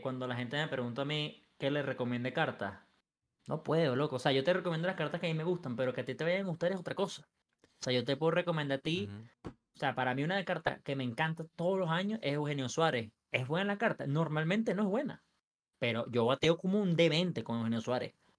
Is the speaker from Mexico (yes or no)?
no; Venezuela; also born or lived in Los Angeles, United States; soy venezolano